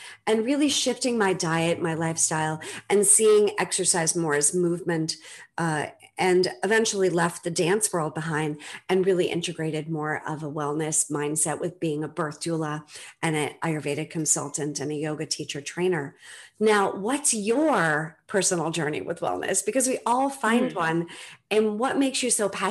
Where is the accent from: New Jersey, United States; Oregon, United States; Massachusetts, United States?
Massachusetts, United States; Needham; I grew up in Needham, just outside of Newton area